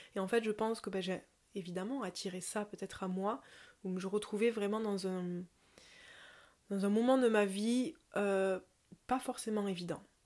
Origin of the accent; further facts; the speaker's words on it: south of Toulouse, Occitania, France; accent: southern; Mais je viens d'en dessous de Toulouse, une petite heure de Toulouse dans les montagnes